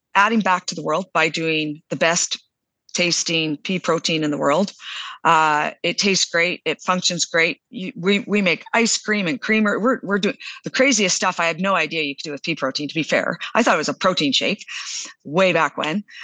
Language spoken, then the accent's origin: English; southern Alberta, Canada; also born or lived in Calgary, Alberta; I was born in Calgary, but raised down in southern Alberta